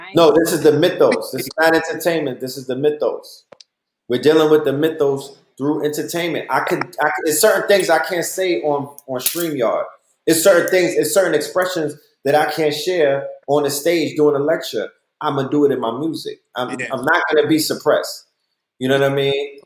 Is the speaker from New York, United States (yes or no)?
yes; New York, United States; now in Atlanta, United States; I'm a New Yorker